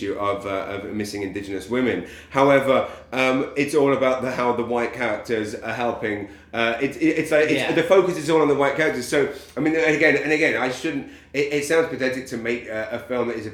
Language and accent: English; London, United Kingdom; moved away as an adult; now in Saint John, Canada